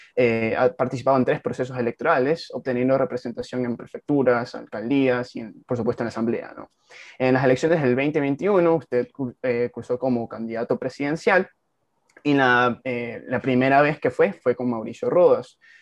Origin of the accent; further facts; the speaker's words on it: Ecuador; un joven como yo, ecuatoriano